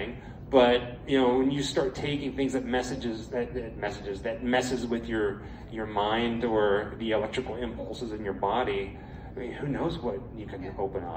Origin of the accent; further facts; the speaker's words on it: Pittsburgh, Pennsylvania, United States; growing up in Pittsburgh, my mother was a huge horror fan